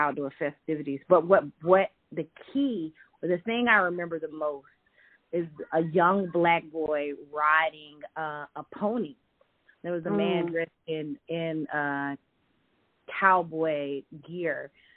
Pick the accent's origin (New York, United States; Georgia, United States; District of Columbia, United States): Georgia, United States; Athens; moved away; also born or lived in Fort Greene, Brooklyn; I'm born and raised in Athens, Georgia